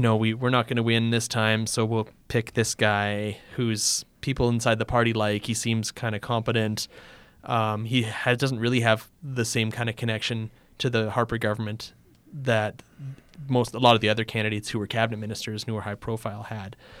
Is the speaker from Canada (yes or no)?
yes; Canada; as a Canadian